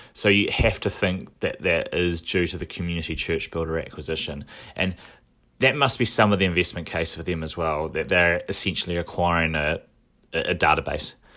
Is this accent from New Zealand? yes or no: yes; Dunedin, Otago, New Zealand; now in Auckland, New Zealand; when I was growing up in Dunedin